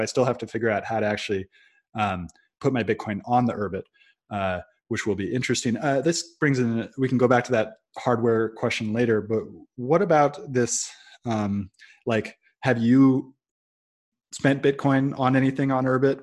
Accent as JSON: {"language": "English", "area": "Silicon Valley", "region": "California", "country": "United States", "tie": "born or raised there", "also_born_or_lived": "Brazil", "moved": "yes", "said": "I grew up in Silicon Valley"}